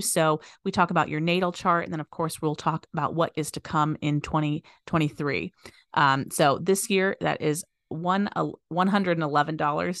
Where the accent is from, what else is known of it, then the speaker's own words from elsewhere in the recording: Las Vegas, Nevada, United States; I was born and raised here in Vegas